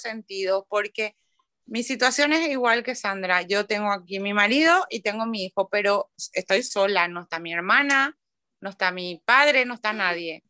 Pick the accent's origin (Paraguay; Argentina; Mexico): Paraguay; now in Bilbao, Spain; que era paraguaya, coincidía que era festivo en mi tierra